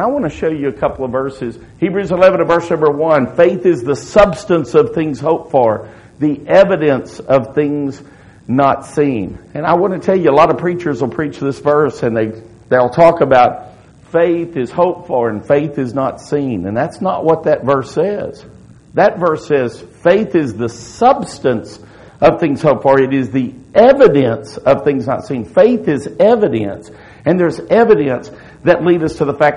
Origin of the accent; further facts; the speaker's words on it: Pasadena, Texas, United States; I was born in Pasadena, Texas